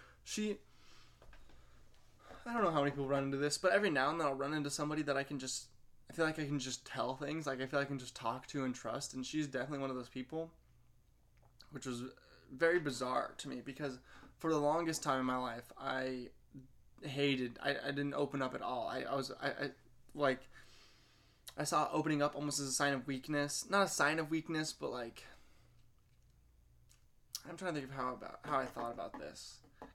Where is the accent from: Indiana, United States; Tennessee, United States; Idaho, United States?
Indiana, United States; Wabash; I grew up in Wabash and you just kind of knew everybody